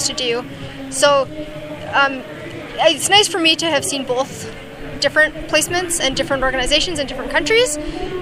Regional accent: Bonnyville, Alberta, Canada; moved away as an adult; also born or lived in Zambia / Cameroon; now in British Columbia, Canada; I'm from Alberta, about 3 hours north of Edmonton

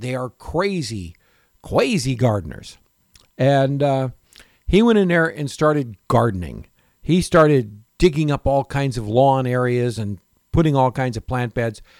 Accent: Florida, United States; also born or lived in Michigan / Tarpon Springs, Florida; growing up in Florida and also in Michigan, where we had apple orchards

